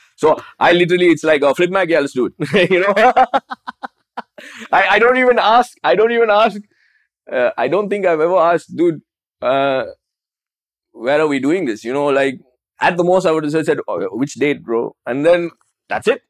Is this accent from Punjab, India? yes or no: no; Chennai, Tamil Nadu, India; moved away; also born or lived in Dubai; I am from Chennai